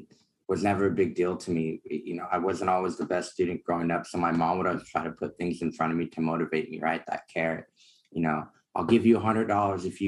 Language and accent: English; Alameda, California, United States; now in Sacramento, United States; I grew up in the Bay Area, Alameda, to be exact, right next to Oakland.